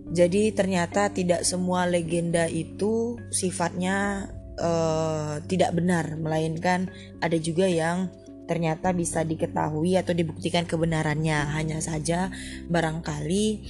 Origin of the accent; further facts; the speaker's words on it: United States; first language English; Indonesian is a second language; tempat kelahiran saya, Amerika Serikat